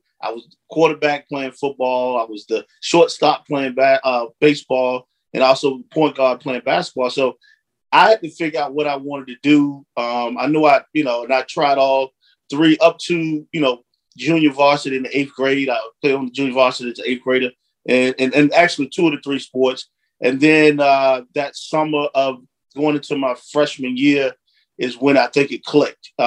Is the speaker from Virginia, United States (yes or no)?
yes; Franklin, Virginia, United States; also born or lived in Washington, D.C.; I was born in the Hampton Roads area in Virginia, in a place called Franklin, Virginia